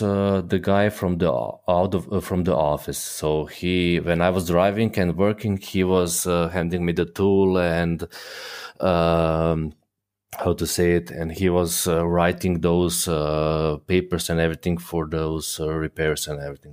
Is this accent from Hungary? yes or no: no; Croatia; moved away as an adult; now in Germany; born and raised in Croatia, but I'm currently living in Germany